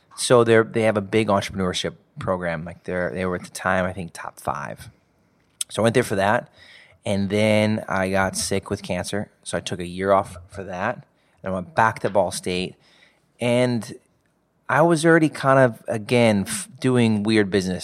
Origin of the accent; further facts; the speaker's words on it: Indianapolis, Indiana, United States; Grew up in, uh, the south side of, of Indianapolis.